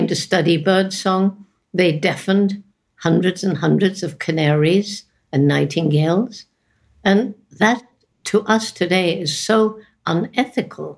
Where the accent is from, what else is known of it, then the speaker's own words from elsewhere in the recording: England, United Kingdom; moved away; when I was growing up in England.